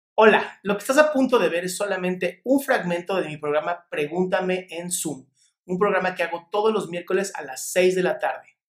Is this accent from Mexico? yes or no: yes; Mexico; Aquí en México decimos chancla que aviento